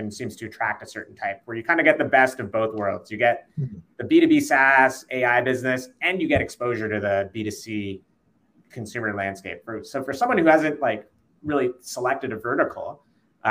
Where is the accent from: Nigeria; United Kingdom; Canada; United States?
Canada; we're all Canadian